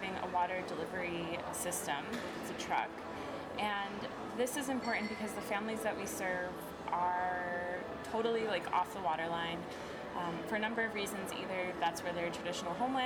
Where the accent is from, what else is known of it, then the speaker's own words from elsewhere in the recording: Tuba City, Arizona, United States; moved away; also born or lived in Chicago; I myself am from the Navajo Nation. I'm from the Arizona side, Tuba City